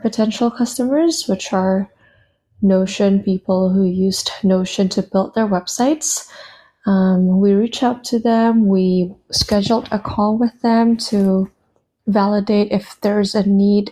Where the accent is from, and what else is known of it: Indonesia; born or raised there; moved away as an adult; also born or lived in United States